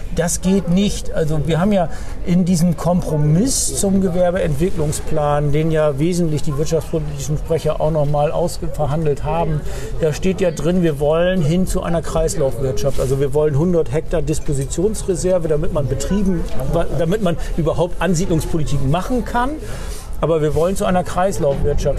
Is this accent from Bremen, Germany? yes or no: yes; Bremen, Germany; als Bremer